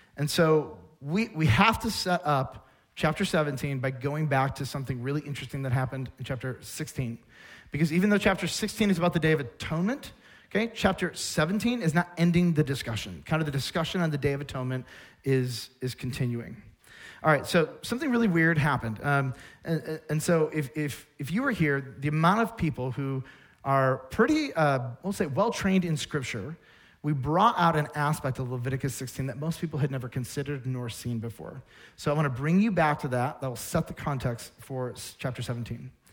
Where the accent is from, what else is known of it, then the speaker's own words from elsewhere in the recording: United States; I'm an American. I live in this place, this culture